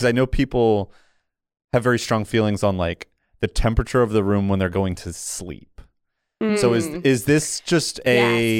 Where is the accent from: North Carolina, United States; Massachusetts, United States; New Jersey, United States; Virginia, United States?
New Jersey, United States; but for the record, I grew up in New Jersey.